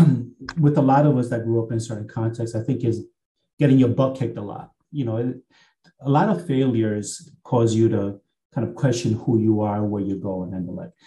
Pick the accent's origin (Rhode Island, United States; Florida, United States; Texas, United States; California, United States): Rhode Island, United States; Central Falls; growing up in Central Falls, Rhode Island, a place where to this day, the per capita GDP is around $12,000, which is one of the poorest places in all the country